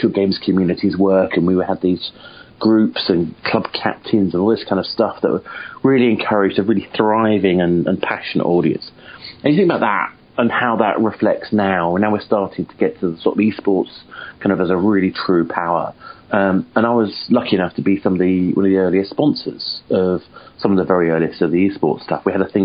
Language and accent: English; United Kingdom; I'm a Brit